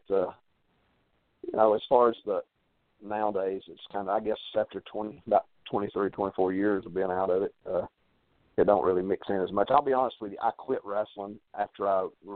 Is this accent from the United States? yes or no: yes; Lafayette, United States; this is my hometown